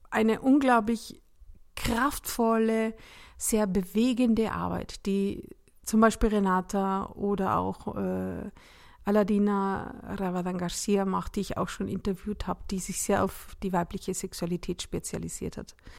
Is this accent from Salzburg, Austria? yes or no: yes; Salzburg, Austria; moved away; in der Nähe meiner Heimatstadt Salzburg